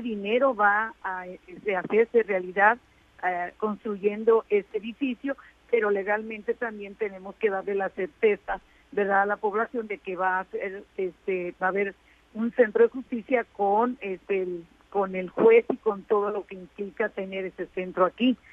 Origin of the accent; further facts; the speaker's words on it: Guasave, Sinaloa, Mexico; nosotros los diputados que somos de Guasave